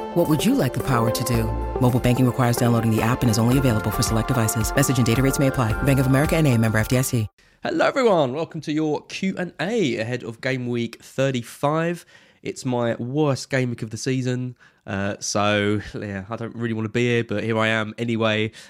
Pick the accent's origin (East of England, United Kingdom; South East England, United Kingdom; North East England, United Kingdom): East of England, United Kingdom; Brentwood; I'm from Brentwood